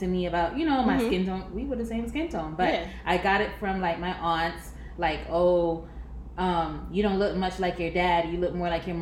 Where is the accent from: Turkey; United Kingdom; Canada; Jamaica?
Jamaica; I'm Jamaican, Jamaican Indian